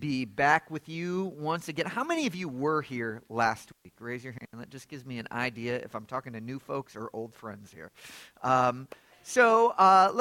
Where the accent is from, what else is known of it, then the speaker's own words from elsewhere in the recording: Lafayette, Indiana, United States; now in Atlanta, United States; I was born in Lafayette. My folks are Purdue graduates. We lived on the south side of the city